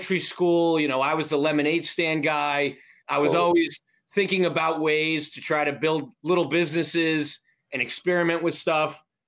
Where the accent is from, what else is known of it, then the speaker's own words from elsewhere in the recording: Avon, Connecticut, United States; I grew up in a very small town northwest of Hartford, Connecticut, called Avon